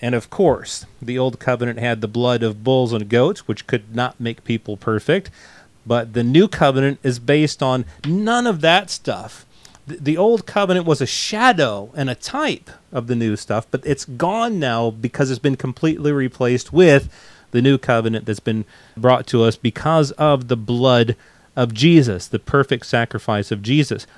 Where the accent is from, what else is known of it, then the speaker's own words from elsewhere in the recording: United States; accent: American; also born or lived in England; we moved back to the states, and it probably took a shorter time to get my American accent back.